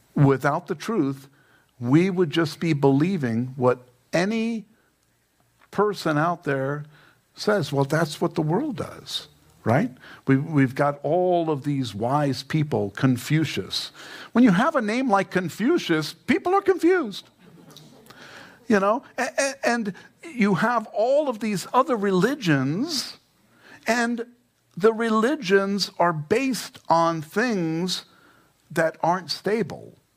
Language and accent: English; New York City, New York, United States; now in Fountain Hills, United States; I'm an Italian from Queens